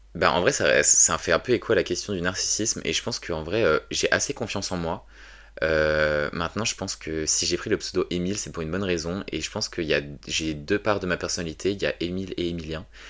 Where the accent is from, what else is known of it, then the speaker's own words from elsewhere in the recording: a small village in the Paris suburbs, Île-de-France, France; je viens d'un petit village euh, que je vais taire parce que j'y habite toujours. ouais, dans un petit village en banlieue de Paris